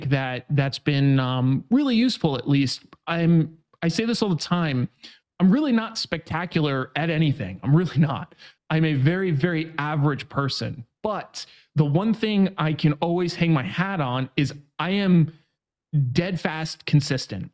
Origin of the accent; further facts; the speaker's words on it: New York, United States; moved away as an adult; now in San Diego, United States; I'm from New York originally